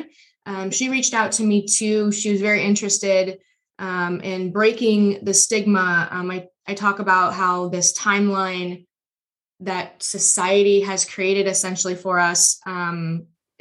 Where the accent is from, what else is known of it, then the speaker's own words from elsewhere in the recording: Auburn, Nebraska, United States; I'm from Auburn.